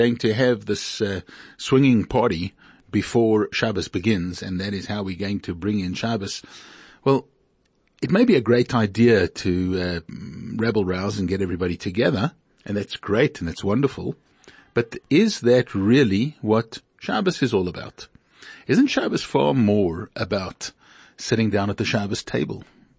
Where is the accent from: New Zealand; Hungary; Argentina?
Hungary; also born or lived in Beersheba, Israel; I was born in 1927 in Hungary. I'm a Hungarian Jew. And in 1944, we were deported by the Germans, by the Nazis.